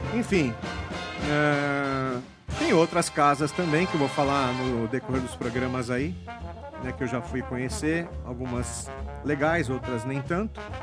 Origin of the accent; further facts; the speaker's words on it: São Paulo, Brazil; eu cresci ali na Praça da Liberdade